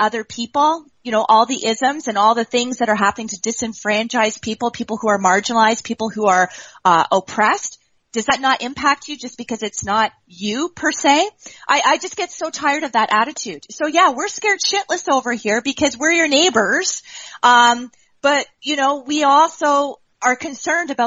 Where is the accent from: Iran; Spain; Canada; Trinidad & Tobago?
Canada; I'm from Canada.